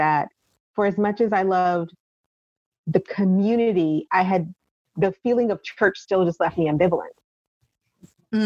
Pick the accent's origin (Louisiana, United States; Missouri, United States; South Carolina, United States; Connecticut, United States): Missouri, United States; Kansas City; moved away as an adult; also born or lived in Columbia, Missouri; I'd been there my entire life. I was born there